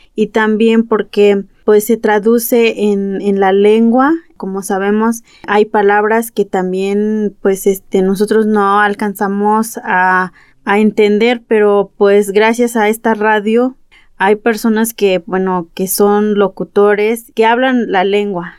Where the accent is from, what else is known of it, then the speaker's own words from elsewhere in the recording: Atixtaca, Veracruz, Mexico; Yo soy de aquí de Atixtaca, municipio de Zacualpan, Veracruz